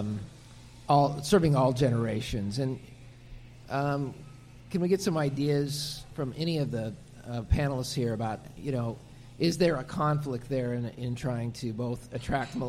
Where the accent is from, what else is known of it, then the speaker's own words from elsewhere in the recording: Stanton, Iowa, United States; my hometown, which is much, much smaller than Oskaloosa, a little town of Stanton